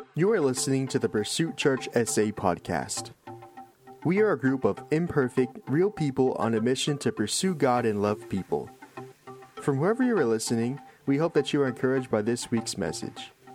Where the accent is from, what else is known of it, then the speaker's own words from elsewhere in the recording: United States; I'm an American or I live in this free nation